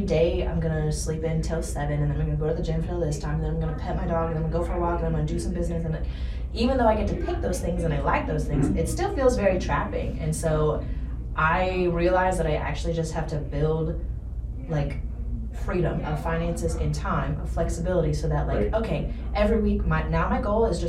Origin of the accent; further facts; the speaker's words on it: North Dakota, United States; moved away; also born or lived in Indiana; I'm originally from North Dakota